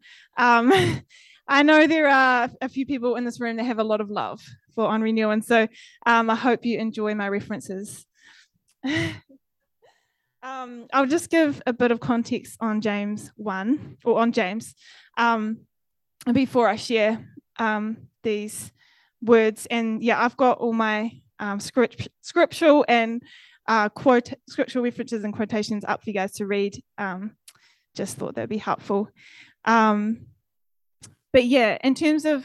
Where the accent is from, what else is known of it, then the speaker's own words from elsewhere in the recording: Fairlie, Canterbury, New Zealand; moved away as an adult; also born or lived in Dunedin; I grew up in Fairlie in the South Island